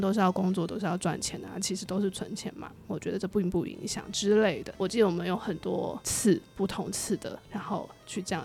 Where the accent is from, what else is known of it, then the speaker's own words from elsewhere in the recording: Kaohsiung, Taiwan; moved away; 我们都是高雄人